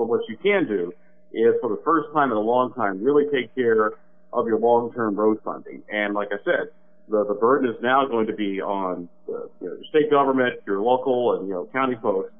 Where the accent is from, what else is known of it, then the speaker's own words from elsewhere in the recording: Illinois, United States; now in Indiana, United States; my home state of Illinois